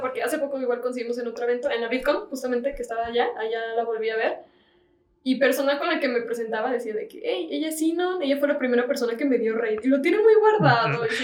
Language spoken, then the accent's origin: Spanish; León, Guanajuato, Mexico; soy de León